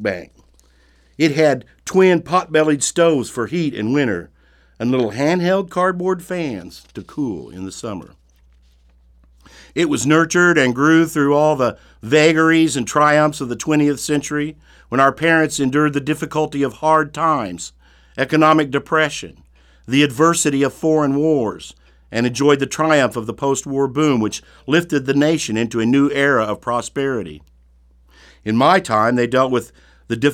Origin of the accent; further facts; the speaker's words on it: Brown County, Indiana, United States; When I was growing up in Brown County, my family attended a little country church